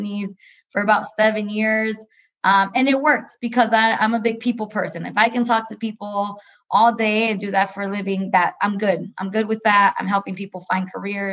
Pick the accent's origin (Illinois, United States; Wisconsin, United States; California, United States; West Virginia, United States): Wisconsin, United States; Milwaukee; born and raised in Milwaukee